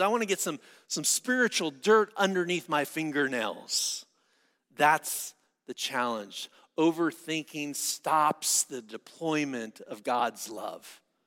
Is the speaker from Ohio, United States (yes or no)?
no; San Diego, California, United States; I'm from San Diego